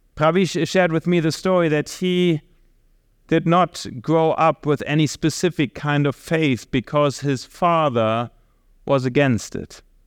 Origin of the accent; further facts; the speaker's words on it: Germany; moved away; we are from Germany